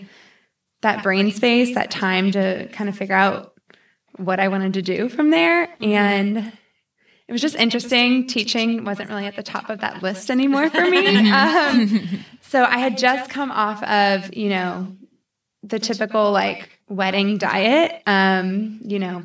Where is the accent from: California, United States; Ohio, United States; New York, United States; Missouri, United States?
Missouri, United States; St. Louis; moved away as an adult; now in Charlotte, United States; I grew up in St. Louis my whole life, went to college there